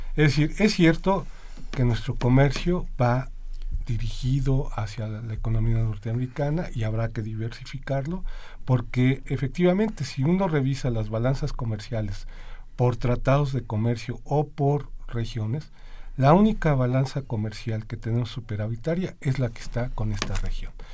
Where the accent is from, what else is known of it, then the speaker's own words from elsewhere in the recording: Mexico; nosotros como economía mexicana, como gobierno y como sociedad